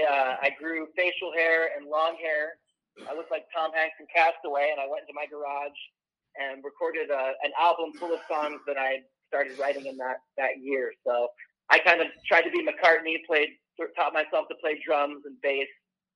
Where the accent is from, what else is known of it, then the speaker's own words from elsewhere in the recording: Ireland; I'm the Irish guy with the weird name.